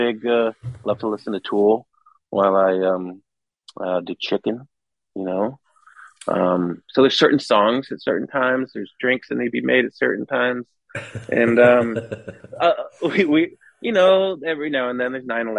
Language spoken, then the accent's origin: English; West Coast, United States; now in Scottsdale, United States; I'm from West Coast.